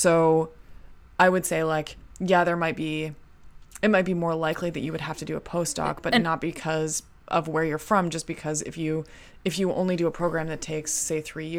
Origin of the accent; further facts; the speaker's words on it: Canada; like, growing up in Canada, like, the idea of saying y'all was, like, we would make fun of that, you know?